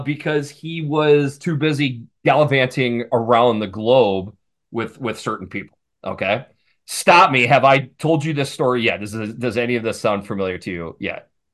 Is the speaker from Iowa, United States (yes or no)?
yes; Iowa, United States; I grew up in Iowa